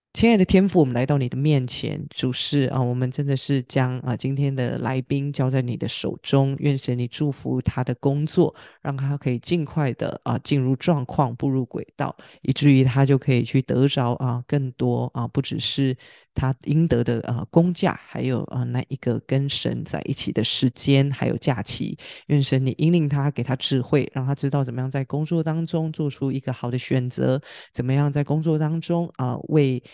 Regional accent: Taiwan; 身为台湾人

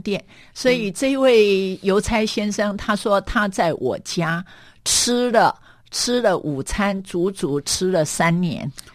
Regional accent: Meishan, Chiayi County, Taiwan; 我的故乡在嘉义的梅山。梅山它是一个很有趣的地方

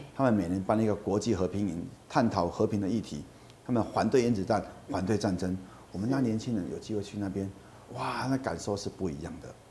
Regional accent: Kaohsiung, Taiwan; moved away as an adult; now in Tainan, Taiwan; 我是高雄人，我在高雄的 Y M C A 学游泳，也参加过他们的夏令营

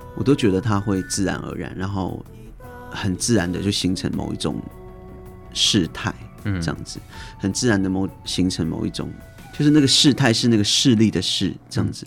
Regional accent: Taiwan; 就是不论我去到何方何地，然后我都是来自于这边的德鲁古的小孩

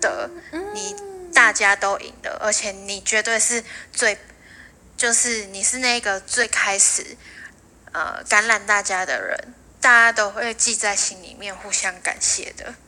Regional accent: northern Taiwan, Taiwan; moved away as an adult; also born or lived in Penghu; 我其实都是一直在北部生活长大的

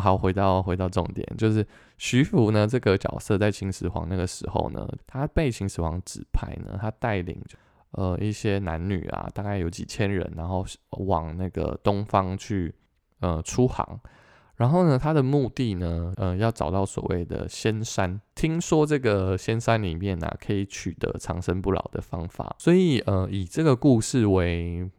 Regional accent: Taiwan; 我们台湾这边

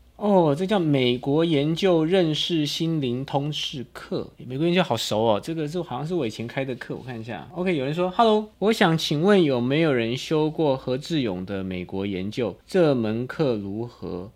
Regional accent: Taipei, Taiwan; moved away as an adult; now in Hsinchu, Taiwan; 我本来是台北人嘛

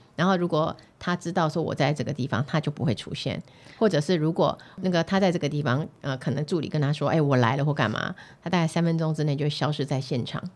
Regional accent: Yunlin County, Taiwan; moved away; also born or lived in New Taipei; 像我是云林人嘛

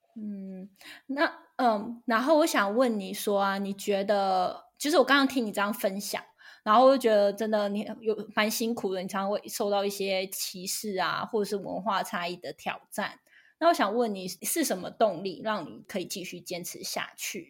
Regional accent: Taiwan; moved away as an adult; now in United States; 我来自台湾

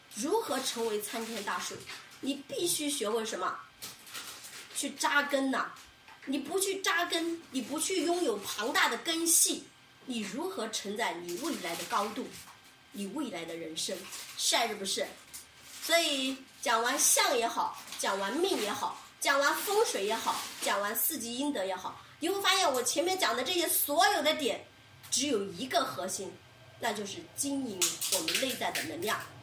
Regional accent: China; 所以我们中国人形容一个女性，她具不具备福相，就是叫“软润”二字

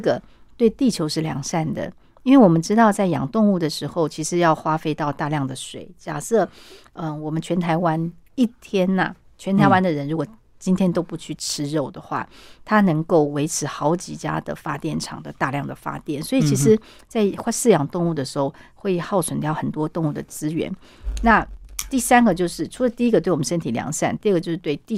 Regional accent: China; 那我们中国人会把它拿来变成水饺，可是老外他手不巧啊，他没有办法像我们东方人一样去包饺子

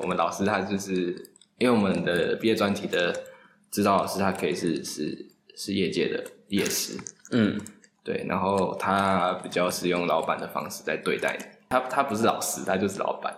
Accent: Pingtung County, Taiwan; moved away as an adult; also born or lived in Taoyuan; now in Taipei, Taiwan; 我是品种长大的小孩。嗯。然后大学才到桃园念书，然后工作还在台北

